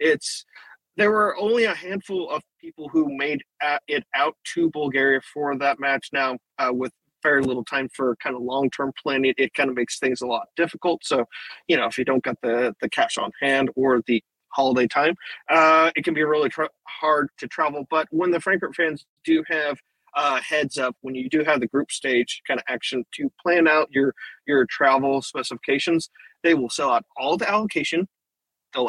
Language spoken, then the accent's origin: English; United States; I'm American